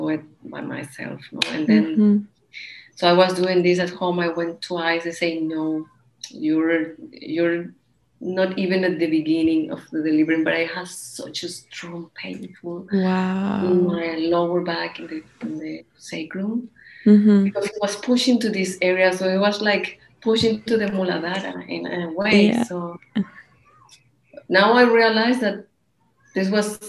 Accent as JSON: {"language": "English", "country": "Colombia", "moved": "yes", "lives_now": "Barcelona, Spain", "said": "We are from Colombia"}